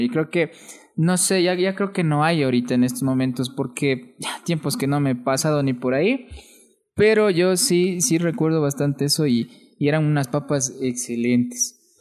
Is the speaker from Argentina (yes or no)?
no; Atuntaqui, Imbabura, Ecuador; accent: Imbabura cantadito; also born or lived in Quito; yo de Atuntaki.